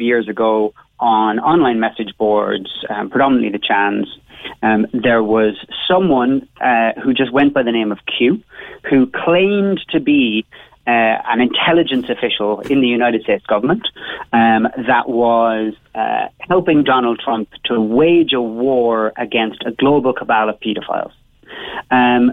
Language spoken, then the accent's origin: English; Cobh, Munster, Ireland; I'm from Bishopstown, when of course I'm from Cove